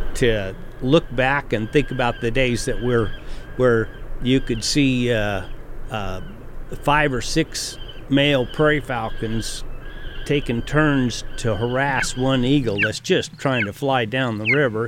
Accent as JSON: {"language": "English", "town": "Boise", "region": "Idaho", "country": "United States", "tie": "born or raised there", "said": "I was born and raised in Boise"}